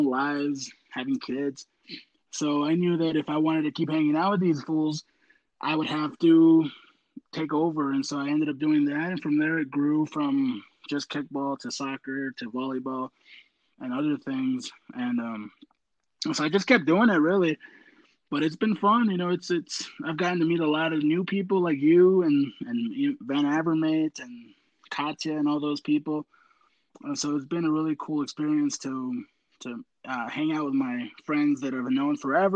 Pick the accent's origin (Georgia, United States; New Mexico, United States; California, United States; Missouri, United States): New Mexico, United States; Albuquerque; born or raised there; also born or lived in León, Guanajuato, Mexico